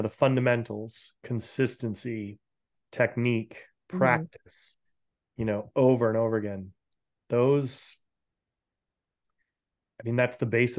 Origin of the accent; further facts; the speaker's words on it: New England, United States; now in Northern California, United States; I grew up in New England. I'm just used to get frigid. And now I live in, you know, Northern California